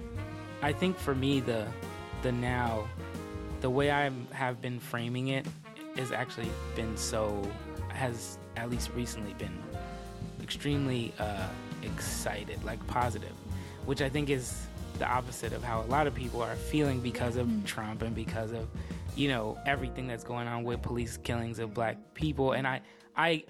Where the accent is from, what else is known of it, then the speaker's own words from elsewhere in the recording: Berkeley, California, United States; growing up in the Bay Area